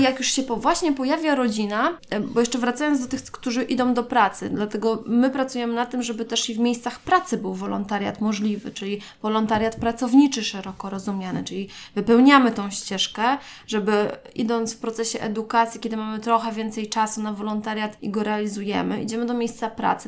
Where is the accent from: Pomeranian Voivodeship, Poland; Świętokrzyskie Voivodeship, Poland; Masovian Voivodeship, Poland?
Pomeranian Voivodeship, Poland; Gdańsk; jestem z Gdańska, więc też mieszkałam jeszcze wtedy z rodzicami